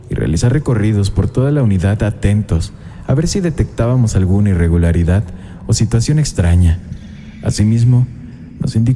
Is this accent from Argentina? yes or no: yes; Argentina